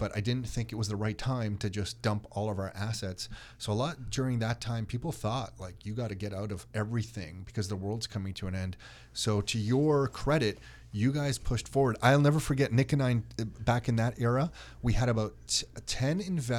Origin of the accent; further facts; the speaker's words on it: Newmarket, Ontario, Canada; I mean, I grew up in Newmarket. I can't believe how the prices are now.